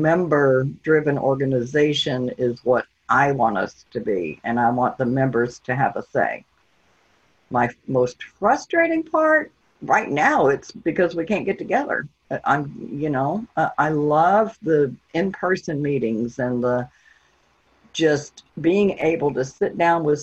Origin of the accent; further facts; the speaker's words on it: Virginia Beach, Virginia, United States; moved away as an adult; also born or lived in Millington, Tennessee / Memphis, Tennessee / Mississippi; We went back to Virginia Beach because I'm from Virginia Beach, Virginia.